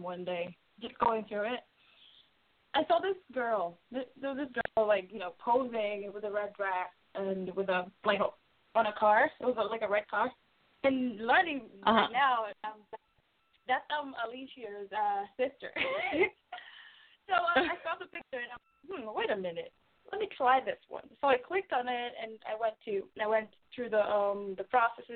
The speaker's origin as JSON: {"language": "English", "region": "Nairobi", "country": "Kenya", "tie": "born or raised there", "said": "I grew up in Kenya in a city called Nairobi"}